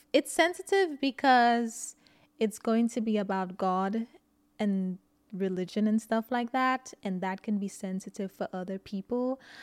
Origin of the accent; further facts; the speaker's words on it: St. Lucia; now in United States; I grew up in Saint Lucia